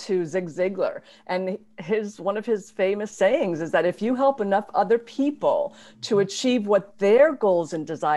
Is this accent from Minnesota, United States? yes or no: no; Mendon, Massachusetts, United States; I grew up in Mendon, Massachusetts